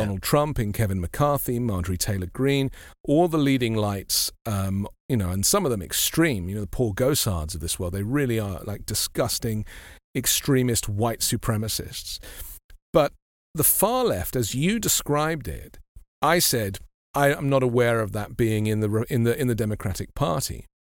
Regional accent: London, United Kingdom; I grew up in London, which is a kind of very mixed society

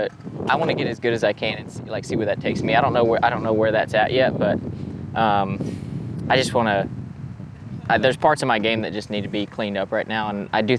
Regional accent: Oklahoma, United States; I grew up in Oklahoma

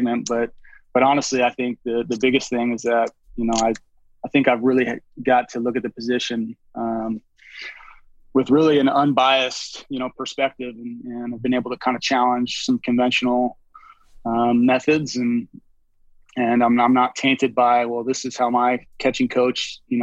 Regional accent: Roslyn, Washington, United States; I grew up in a really small town named Roslyn, Washington. It's about 90 minutes east of Seattle

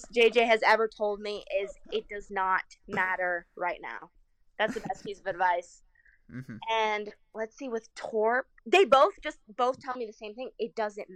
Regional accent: United States; I'm American

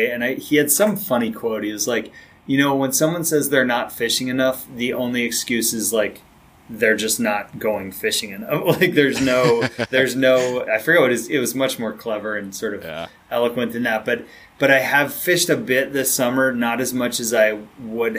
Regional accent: outside of Boston, Massachusetts, United States; when I was growing up outside of Boston

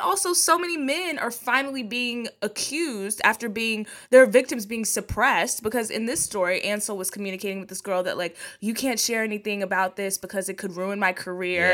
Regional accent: Texas, United States; I'm from Texas

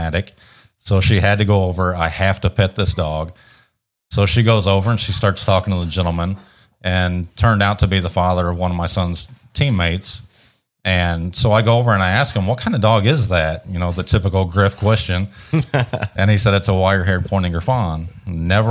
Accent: Central Indiana, United States; moved away as an adult; also born or lived in Janesville, Wisconsin; now in Bowling Green, United States; I grew up in Central Indiana, went to Purdue University, go Boilers.

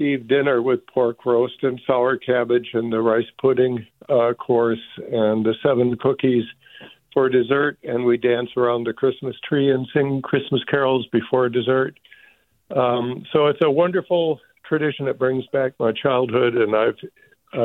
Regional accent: Wisconsin, United States; now in Walnut Creek, United States; I grew up in Wisconsin

